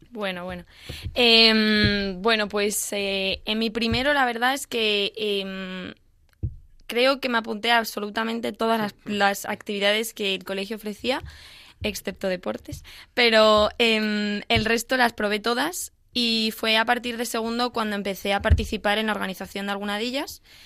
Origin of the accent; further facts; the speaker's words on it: A Coruña, Galicia, Spain; Coruña, de donde soy